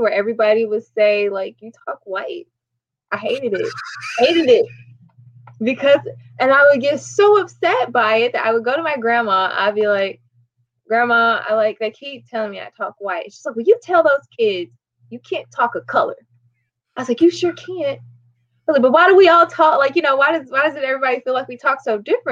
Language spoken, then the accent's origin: English; Illinois, United States; American and from Illinois